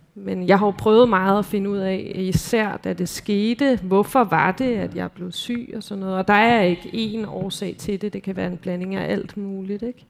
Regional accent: Copenhagen, Capital Region of Denmark, Denmark; jeg er opvokset i København i Indre

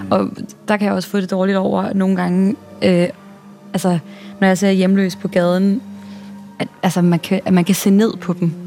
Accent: Denmark; moved away as an adult; now in New York, United States; der hvor jeg kommer fra, mm. i vores lille, glade The Shire hobbit-samfund

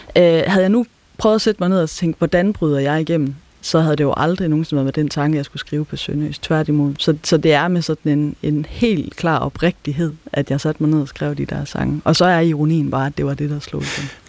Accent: South Jutland, Southern Denmark, Denmark; accent: South Jutlandic (sønderjysk); first language South Jutlandic Danish; moved away; Det er mit modersmål. Det er hjemfølelsen for mig at snakke sønderjysk

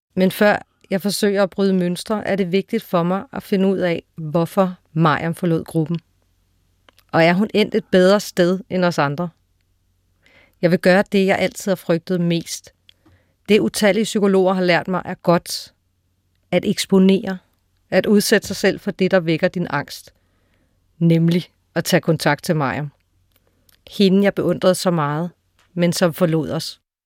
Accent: Frederiksberg, Capital Region of Denmark, Denmark; vores barndomskvarter og hen forbi mit barndomshjem, det gamle observatorium

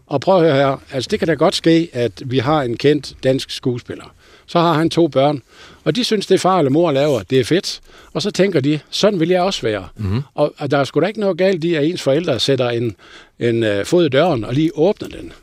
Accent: North Jutland, North Denmark Region, Denmark; jeg er jo nordjyde

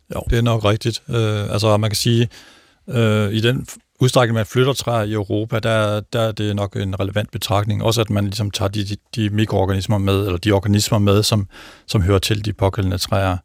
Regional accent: North Jutland, North Denmark Region, Denmark; moved away; min far han dyrkede faktisk juletræer. Jeg kommer fra en lille gård oppe i Nordjylland

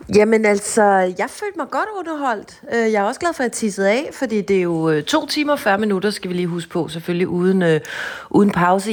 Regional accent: Hvidovre, Capital Region of Denmark, Denmark; hjemme i Hvidovre

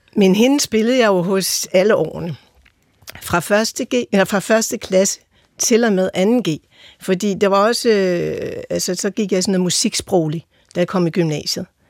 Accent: Holte, Capital Region of Denmark, Denmark; Jeg er vokset op i Holte med en ungarsk-jødisk far og en øh, jysk mor

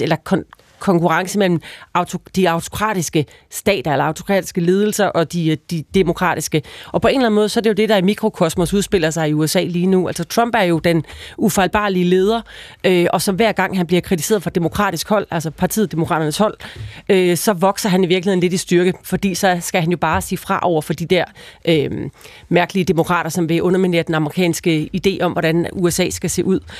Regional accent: Denmark

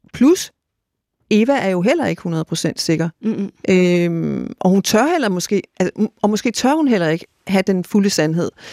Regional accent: Greenland; moved away as an adult; now in Denmark; min opvækst i Grønland og min ungdom i Grønland, øh, og da jeg så kom til Danmark

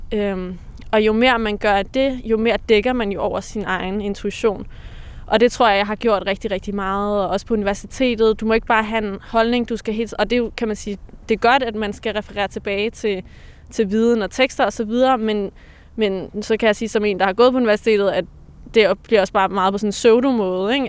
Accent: Denmark; born or raised there

